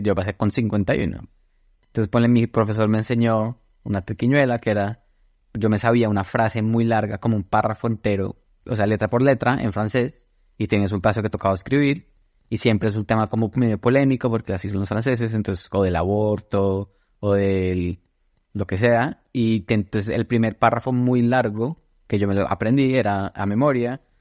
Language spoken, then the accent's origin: Spanish; Bogotá, Colombia; moved away as an adult; also born or lived in Toulouse / Brussels / Washington, D.C. / Seattle; Crecí en Bogotá toda mi vida